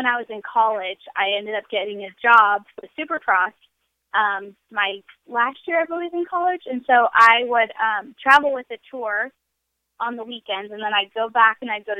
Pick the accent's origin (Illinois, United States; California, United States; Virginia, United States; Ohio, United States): Illinois, United States; right outside of Chicago; I grew up in the Midwest, like right outside of Chicago